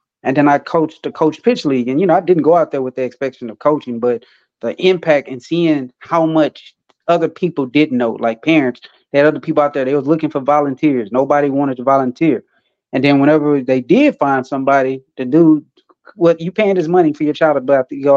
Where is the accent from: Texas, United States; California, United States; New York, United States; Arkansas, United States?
Texas, United States; Beaumont; let me start with Beaumont first before I can kind of move on to anywhere else. Let me start in my hometown